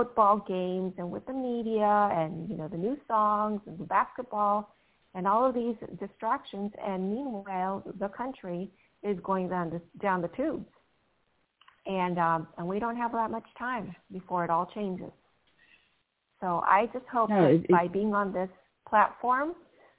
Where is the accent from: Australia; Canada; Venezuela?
Venezuela; also born or lived in Panama; now in United States; I was born in Panama and I was raised in Venezuela.